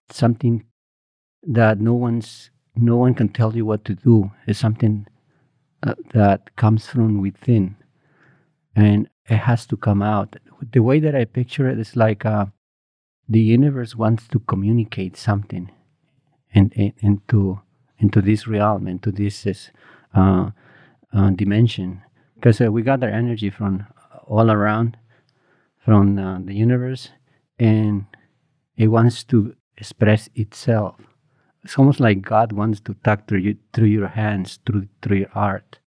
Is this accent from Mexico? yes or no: yes; Morelos, Mexico; moved away; I grew up in Morelos, um, a small uh, village, maybe like 30 houses, 150 people there.